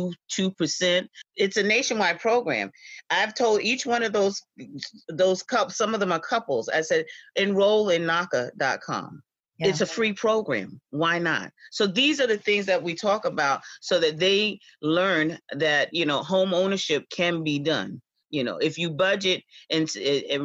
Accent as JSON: {"language": "English", "area": "the Hamptons", "region": "New York", "country": "United States", "tie": "born or raised there", "said": "I was born and raised out here in the Hamptons"}